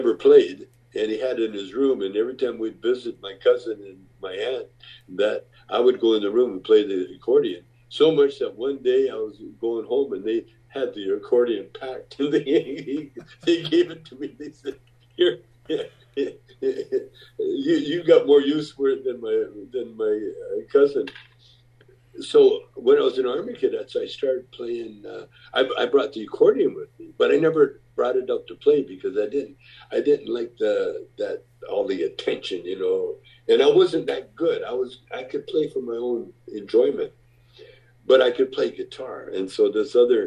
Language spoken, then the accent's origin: English; Calgary, Alberta, Canada; I grew up in Calgary, Alberta, Canada